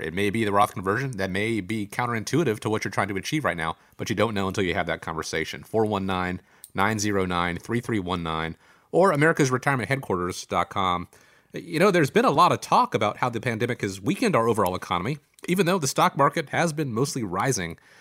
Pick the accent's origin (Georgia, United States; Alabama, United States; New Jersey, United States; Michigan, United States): Georgia, United States; my home state of Georgia